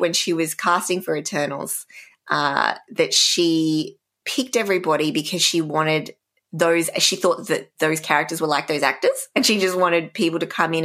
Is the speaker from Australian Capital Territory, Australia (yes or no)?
yes; Canberra, Australian Capital Territory, Australia; my hometown, Canberra